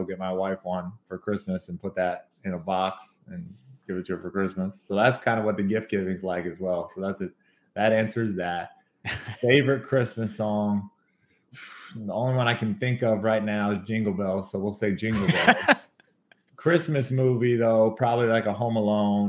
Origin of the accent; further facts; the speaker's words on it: Kentucky, United States; I'm from Kentucky